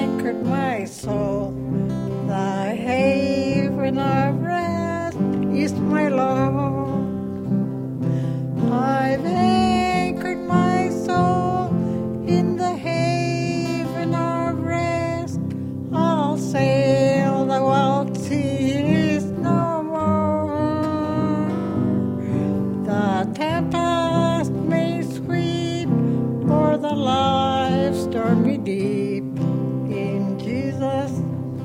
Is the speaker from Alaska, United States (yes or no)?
yes; Mekoryuk, Alaska, United States; I'm from Nunavak Island, Macquarie